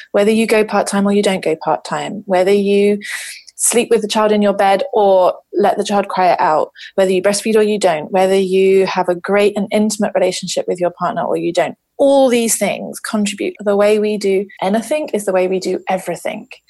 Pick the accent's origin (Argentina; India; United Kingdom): United Kingdom; London; moved away as an adult; now in Issaquah, United States; I'm a South Londoner and I currently live in Issaquah on the beautiful west coast of North America